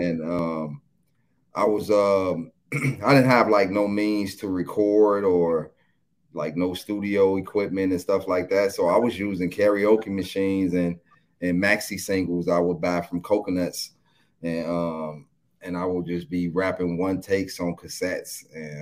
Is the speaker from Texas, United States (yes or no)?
no; Chicago, Illinois, United States; I'm from Chicago, east side of Chicago. You know what I'm saying? Technically the south side of Chicago, but east side of Chicago